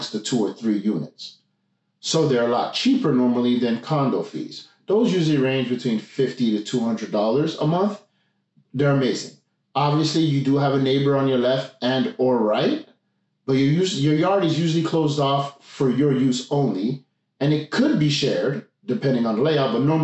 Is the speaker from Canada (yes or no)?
yes; Montreal, Quebec, Canada; now in Gatineau, Canada; I'm from Montreal, currently living in Gatineau